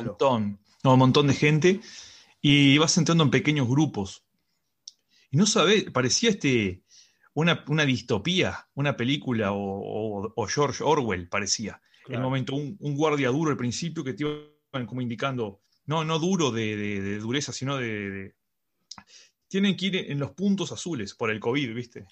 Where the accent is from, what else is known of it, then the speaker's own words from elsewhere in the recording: Uruguay; now in Madrid, Spain; Somos dos amigos uruguayos